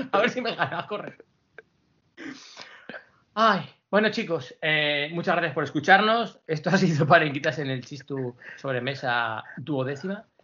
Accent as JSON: {"language": "Spanish", "country": "Spain", "said": "mira qué en forma estoy, le digo, soy española"}